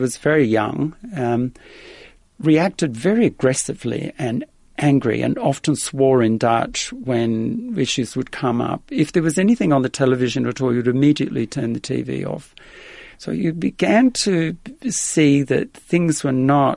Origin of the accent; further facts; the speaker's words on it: Adelaide, South Australia, Australia; accent: Australian; English is a second language; moved away as an adult; now in Netherlands; arriving in effectively an immigrant's camp outside of the city of Adelaide in Australia, and I was probably about five and a half